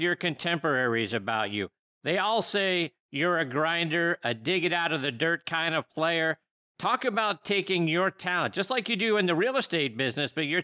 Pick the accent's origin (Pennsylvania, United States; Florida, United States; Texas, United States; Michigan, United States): Pennsylvania, United States; Pittsburgh; my hometown of Pittsburgh, Pennsylvania